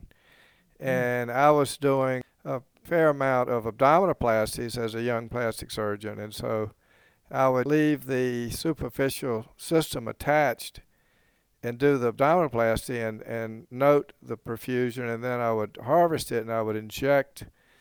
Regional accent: South Carolina, United States; moved away as an adult; also born or lived in New Orleans; I'm from South Carolina, even though I was practicing in New Orleans

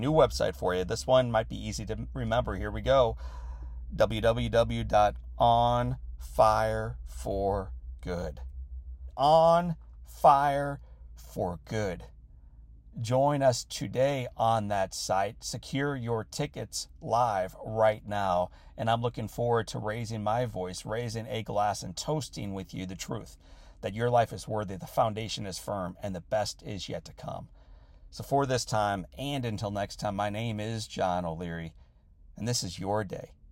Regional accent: St. Louis, Missouri, United States; my hometown of Saint Louis

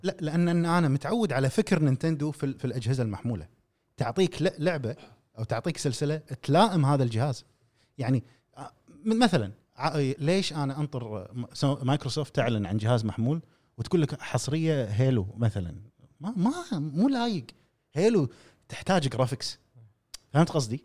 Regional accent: Kuwait; عندنا في الخليج، نتكلم، وتحديداً في الكويت

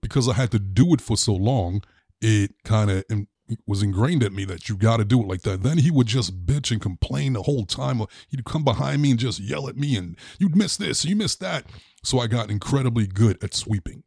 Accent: New York City, New York, United States; growing up in Brooklyn, my grandfather was the landlord of this building.

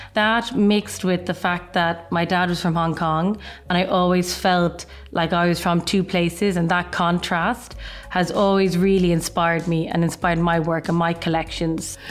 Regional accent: Ireland; moved away as an adult; now in London, United Kingdom; I'm actually Irish. I'm half Irish, half Chinese, and I live in London

